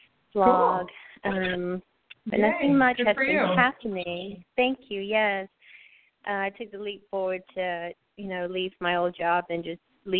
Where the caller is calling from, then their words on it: Texas, United States; I'm calling from Texas.